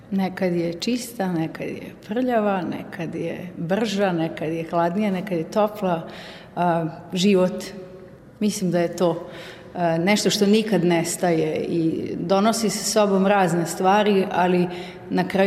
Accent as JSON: {"language": "Croatian", "region": "Vojvodina", "country": "Serbia", "also_born_or_lived": "Austria", "said": "to što mi imamo u Vojvodini, tu e, multikulturalnost, raznolikost, šarenilo narodnosti i boja i prirode i to bogatstvo koje mi ovde imamo"}